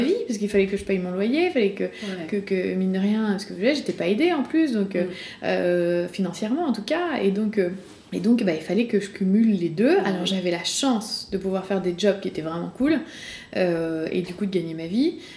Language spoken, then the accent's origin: French; Rillieux-la-Pape, Auvergne-Rhône-Alpes, France; j'ai grandi à Rieux-la-Pape, en banlieue de Lyon